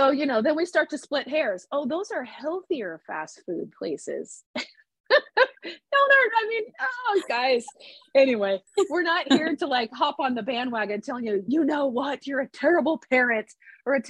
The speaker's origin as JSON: {"language": "English", "region": "Nebraska", "country": "United States", "tie": "born or raised there", "said": "I grew up in the Midwest, in Nebraska"}